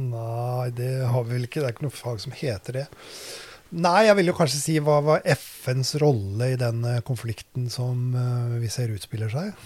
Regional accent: Drammen, Buskerud, Norway; Jeg er jo vokst opp i Drammen, da. På Austad

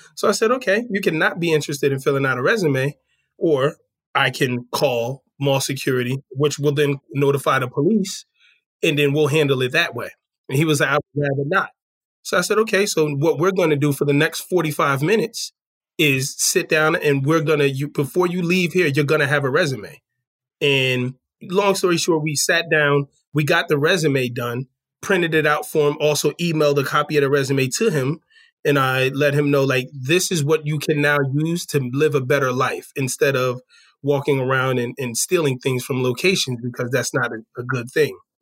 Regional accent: New Jersey, United States; moved away as an adult; also born or lived in Washington, D.C. area; I'm originally from New Jersey

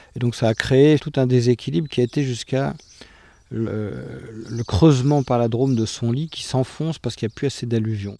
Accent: Paris, Île-de-France, France; now in Miami, United States; je suis né à Paris, mon père est brésilien, ma mère est de Finlande et, je vis à Miami.

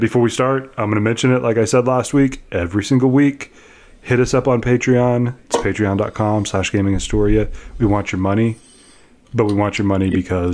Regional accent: United States; also born or lived in Germany; I'm actually French and I was born in Germany, but I grew up in America.

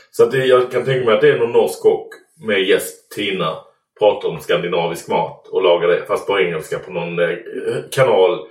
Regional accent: Sweden; jag var, från Sverige

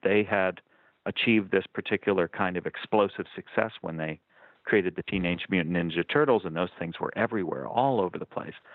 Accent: Lexington, Massachusetts, United States; moved away as an adult; also born or lived in Amherst, Massachusetts / Somerville, Massachusetts; now in Southern California, United States; I, I grew up in Lexington, Massachusetts

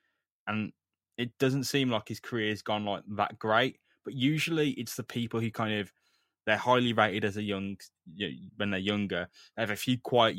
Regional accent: United Kingdom; Okay, but yeah, I'm British.

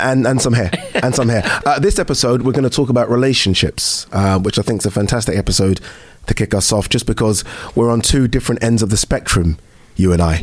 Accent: United Kingdom; we're British. We're brought, we're born, we're you know brought up here

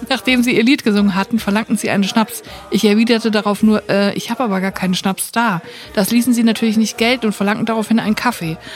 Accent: Baden-Württemberg, Germany; moved away as an adult; von meinem Heimatort ein kleines Dorf auf der Schwäbischen Alb in eine 50 Kilometer entfernte Kleinstadt gezogen bin.

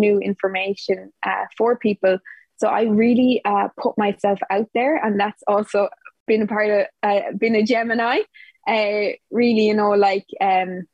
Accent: Ireland; now in Portugal; I'm from Ireland, but at the moment I'm living in Portugal

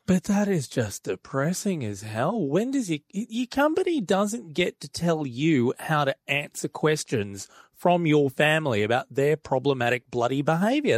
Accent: Australia; as an Aussie

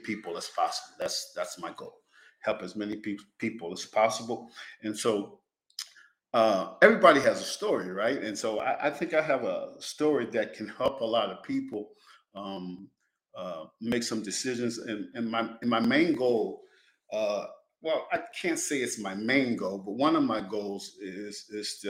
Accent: Penn Yan, New York, United States; moved away as an adult; also born or lived in Greenville, North Carolina; one of the best things that in my life was growing up in Pinyan

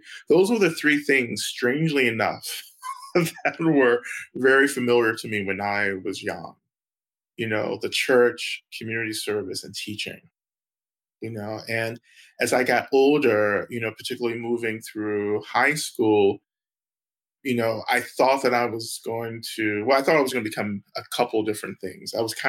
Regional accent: the South, United States; And for me, again, growing up in the South, growing up in the Black church, you know, Black religion was so policed, you know, by white communities.

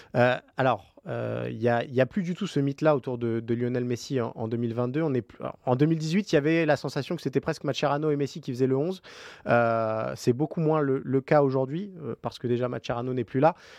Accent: France; nous en tant que Français

